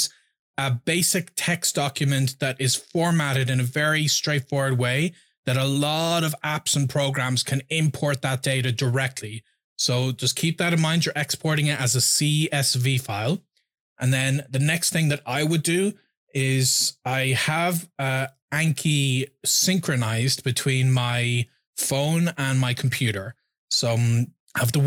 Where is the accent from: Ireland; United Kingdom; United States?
Ireland; first language English